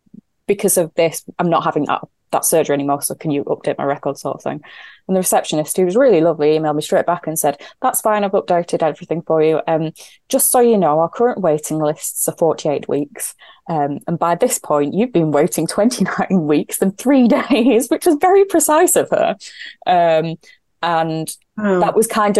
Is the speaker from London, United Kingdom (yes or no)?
no; Yorkshire and the Humber, United Kingdom; I'm a Yorkshire woman